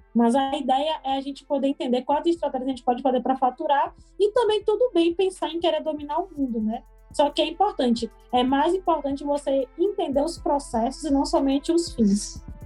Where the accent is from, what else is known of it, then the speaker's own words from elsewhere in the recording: Salvador, Bahia, Brazil; sou nascida e criada aqui de Vale da Federação, que é um bairro periférico daqui de Salvador